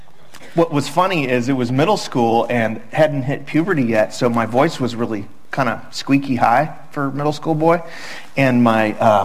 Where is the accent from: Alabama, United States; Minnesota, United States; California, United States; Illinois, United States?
Illinois, United States; Chicago; moved away as an adult; also born or lived in Nashville, Tennessee; now in Fort Worth, United States; I'm from Chicago originally.